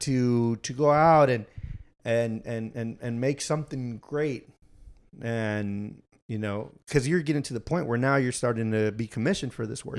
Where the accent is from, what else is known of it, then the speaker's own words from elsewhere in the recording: Houston, Texas, United States; moved away as an adult; now in Austin, United States; I was born and raised in Houston